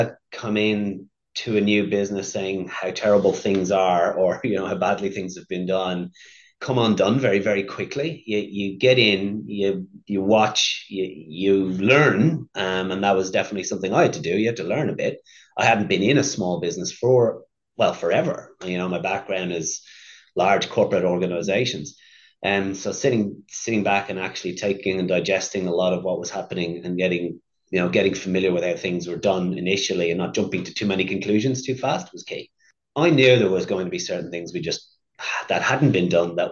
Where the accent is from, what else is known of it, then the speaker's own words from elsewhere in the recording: Dublin, Leinster, Ireland; now in Australia; I grew up in Dublin in the city in Ireland